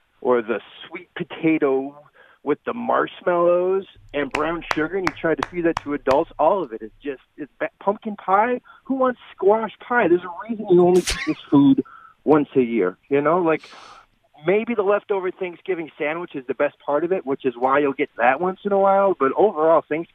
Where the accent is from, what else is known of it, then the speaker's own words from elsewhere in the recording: Wisconsin, United States; I'm from Wisconsin